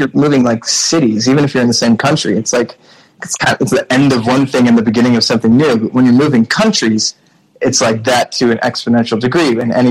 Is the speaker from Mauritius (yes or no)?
yes; Mauritius; also born or lived in all over the world; The reality is that like growing up in Mauritius happened in the context of moving schools, if not countries, every 2 years from the time I was born until well, really college.